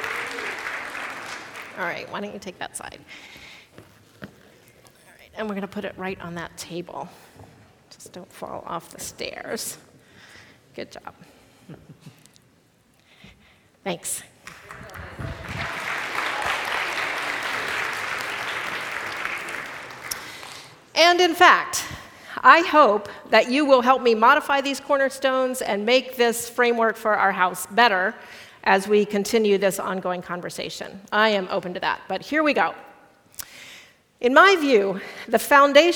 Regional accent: Midwest, United States; first language English; I am culturally a Midwesterner and a small town kind of person

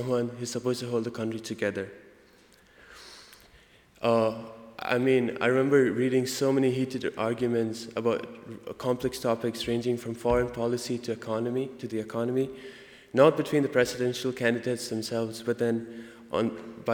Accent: India; accent: Indian; now in United States; my Indian accent

